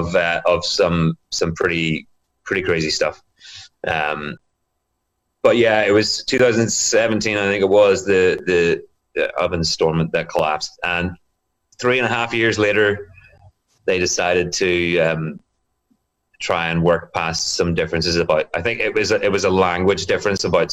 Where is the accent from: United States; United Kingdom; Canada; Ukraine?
United Kingdom; Bangor, Northern Ireland; born and raised in Northern Ireland in my hometown here in Bangor.